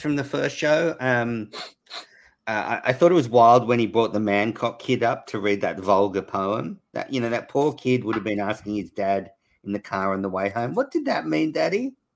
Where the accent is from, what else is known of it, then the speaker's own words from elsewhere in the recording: Australia; moved away; I'm obviously Australian